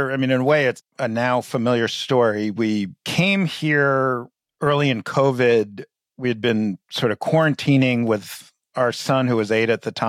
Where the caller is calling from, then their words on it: Charlotte, Vermont, United States; I'm in Charlotte, Vermont. So a little bit south of Burlington in northern Vermont.